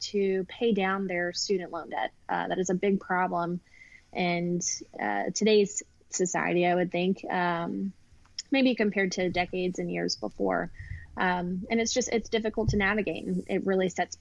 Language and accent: English; Atlanta, Georgia, United States; I am born and raised in Atlanta, Georgia. Never really left.